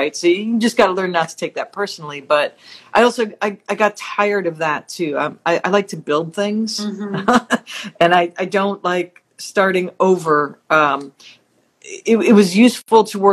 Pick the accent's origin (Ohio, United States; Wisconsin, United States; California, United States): Wisconsin, United States; moved away as an adult; also born or lived in Hollywood; I'm from Wisconsin